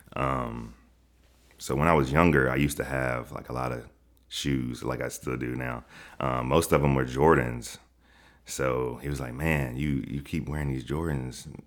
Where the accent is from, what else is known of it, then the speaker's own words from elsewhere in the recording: Chattanooga, Tennessee, United States; now in Atlanta, United States; I'm from Chattanooga, Tennessee